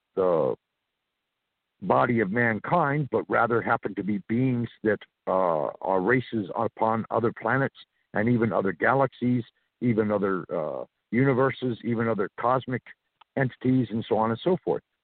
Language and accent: English; Santa Monica, California, United States; moved away as an adult; also born or lived in New Orleans / South Carolina / Georgia / Florida; I was born and raised in Santa Monica, California, so I'm from the West Coast originally